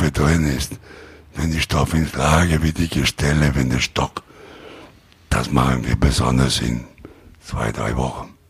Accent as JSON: {"language": "German", "town": "Rome", "region": "Lazio", "country": "Italy", "second_language": "German", "said": "Aber ich komme aus Rom und dann meine Lieferanten werden die verarbeiten."}